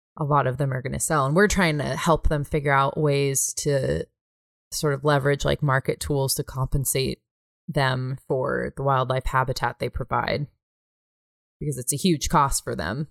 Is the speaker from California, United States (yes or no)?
yes; California, United States; now in Bozeman, United States; I'm from California